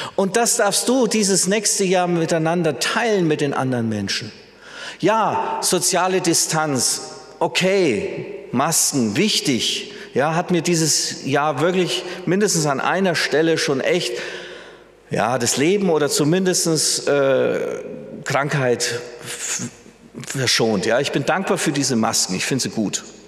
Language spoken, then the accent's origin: German; Germany; wir Deutsche